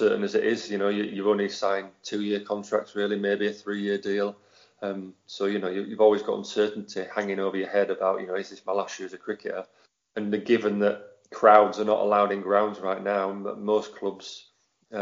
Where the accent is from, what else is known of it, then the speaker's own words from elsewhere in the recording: Halifax, Yorkshire and the Humber, United Kingdom; moved away; I grew up in Halifax.